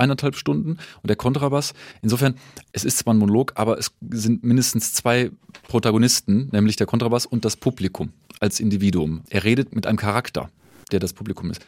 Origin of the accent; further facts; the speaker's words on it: Düsseldorf, North Rhine-Westphalia, Germany; moved away as an adult; also born or lived in Hannover / Mannheim; now in Nuremberg, Germany; in Düsseldorf bin ich geboren und in Hannover studiert.